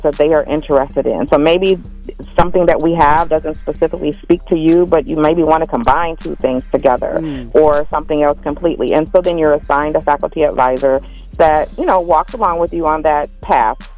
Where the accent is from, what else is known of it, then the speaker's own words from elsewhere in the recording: Minneapolis, Minnesota, United States; I was born and raised in Minneapolis